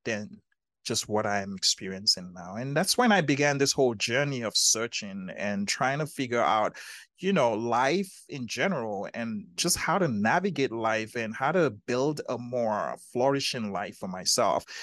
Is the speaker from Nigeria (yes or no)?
yes; Nigeria; growing up in Nigeria, um, in, in, in, in, in Africa